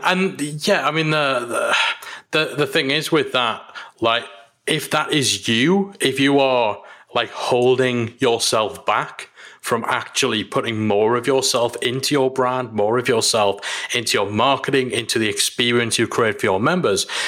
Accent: Newcastle upon Tyne, North East England, United Kingdom; here in Newcastle. It's my hometown

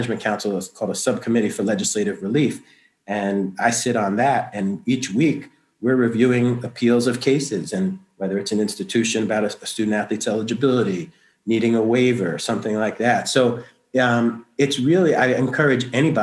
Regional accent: New York City, New York, United States; also born or lived in Madison, New Jersey; now in Lewiston, United States; I grew up in Brooklyn, New York.

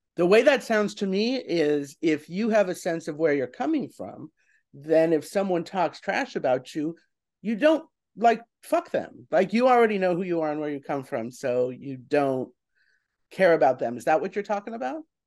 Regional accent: New York, United States; as a New Yorker

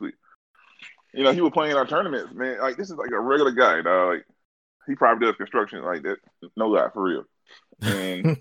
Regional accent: Alabama, United States; my home state

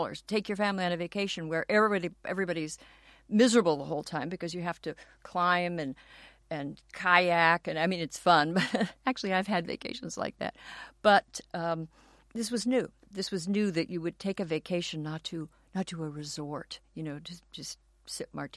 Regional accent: Los Angeles, California, United States; I grew up in Los Angeles and went to a public school in Westwood near UCLA

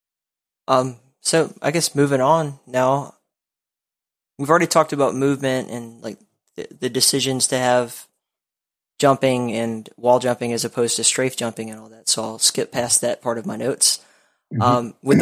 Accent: Alabama, United States; accent: Southern; When I was a kid, I grew up in Alabama. So I you could probably still hear it. I'm sure most people do. But I had an atrocious accent as a kid.

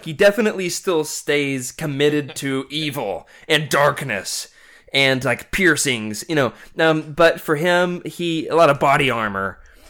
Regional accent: the South, United States; accent: Southern; also born or lived in Arkansas; I say Scourge like a southerner.

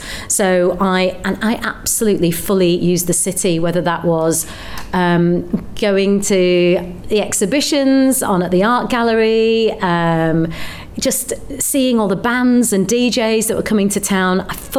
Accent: Bradford, Yorkshire and the Humber, United Kingdom; also born or lived in Leeds; I grew up in Bradford

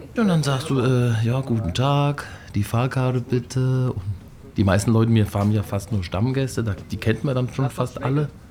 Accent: Fulda, Hesse, Germany; Ich komme aus Fulda und bin dieses Jahr 50 geworden

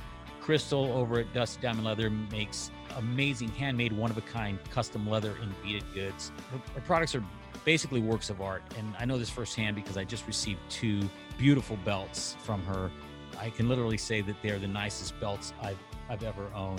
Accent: Loomis, California, United States; also born or lived in Pleasanton, California / Livermore, California / Brentwood, California; now in Arizona, United States; I actually am originally from Northern California. So up above Sacramento, Placer County, Loomis

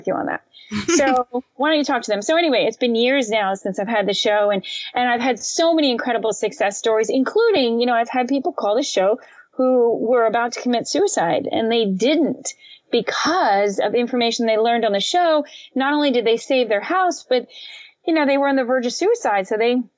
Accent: Florida Keys, United States; We grew up in the Florida Keys

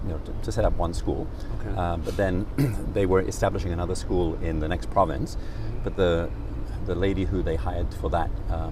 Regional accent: Rotherham, Yorkshire and the Humber, United Kingdom; born there; I was born in Rotherham in Yorkshire, which nobody could ever tell from my accent.

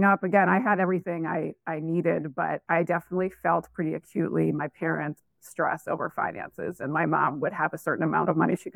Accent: Massachusetts, United States; I grew up in Massachusetts, sort of a, say, lower middle class area in Massachusetts.

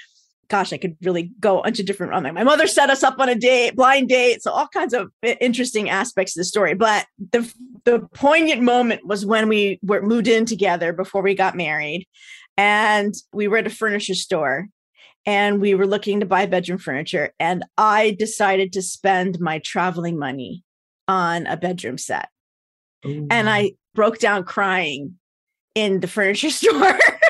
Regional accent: United States; I'm so American. It's like ridiculous.

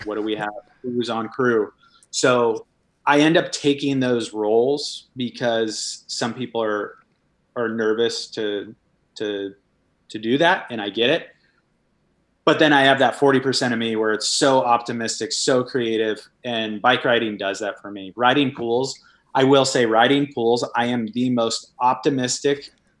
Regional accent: Hawaii, United States; I love Hawaii, and I did a lot of boogie boarding when growing up in Hawaii.

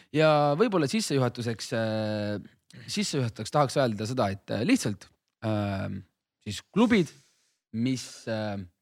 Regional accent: Hiiumaa, Hiiu County, Estonia; ma olen ise Hiiumaalt on ka väike koht on ju.

